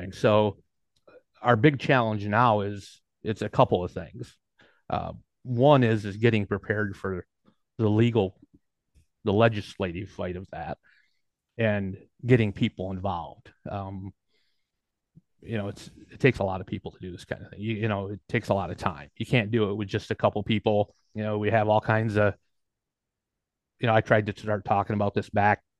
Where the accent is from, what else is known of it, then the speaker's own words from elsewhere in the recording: Kalamazoo, Michigan, United States; I'm from Kalamazoo